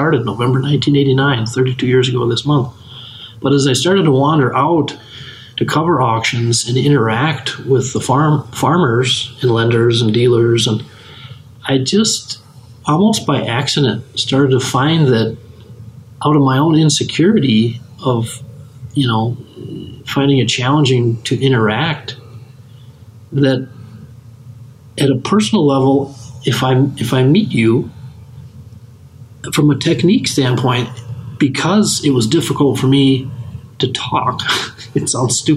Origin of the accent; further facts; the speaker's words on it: West Central Minnesota, United States; as a kid growing up in West Central Minnesota